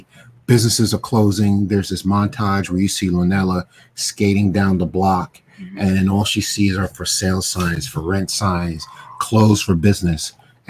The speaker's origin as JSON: {"language": "English", "town": "New York City", "region": "New York", "country": "United States", "tie": "born or raised there", "said": "You know, I grew up in Brooklyn"}